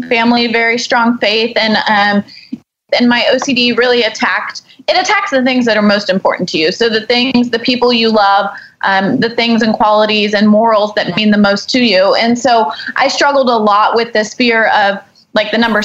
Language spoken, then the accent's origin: English; Houston, Texas, United States; we grew up here in Houston, you know, biggest medical center